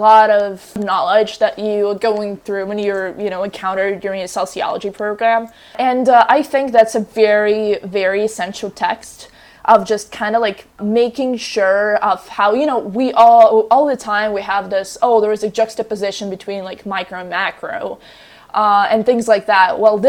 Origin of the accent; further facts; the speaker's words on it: Russia; moved away; I'm from a different country. I'm from Russia originally